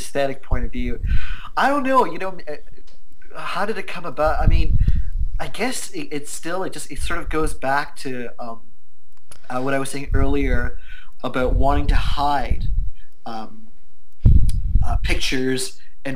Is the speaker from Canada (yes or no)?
yes; Canada; I'm an Indian Canadian